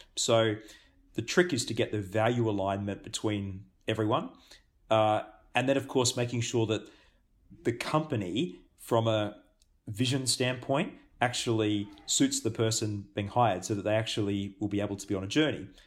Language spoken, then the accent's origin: English; Australia; also born or lived in Singapore / Japan; now in New Zealand; I'm Australian born